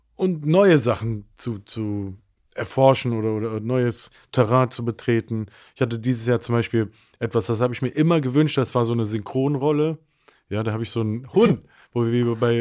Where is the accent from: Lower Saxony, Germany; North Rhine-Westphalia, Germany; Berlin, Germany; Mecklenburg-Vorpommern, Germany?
North Rhine-Westphalia, Germany; Mönchengladbach; also born or lived in Cologne; ich bin geboren in Köln. Meine Eltern haben sich ziemlich früh getrennt und bin dann mit meiner Mutter nach Mönchengladbach gezogen